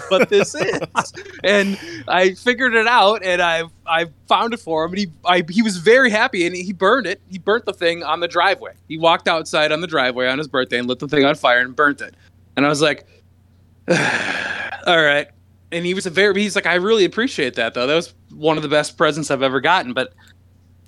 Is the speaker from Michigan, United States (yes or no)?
yes; Michigan, United States; I'm from Michigan